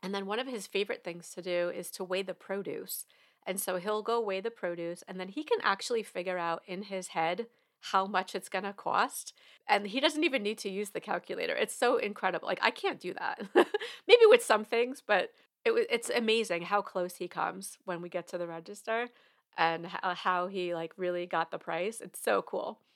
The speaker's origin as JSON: {"language": "English", "region": "New York", "country": "United States", "moved": "yes", "lives_now": "Georgia, United States", "said": "I am from New York originally"}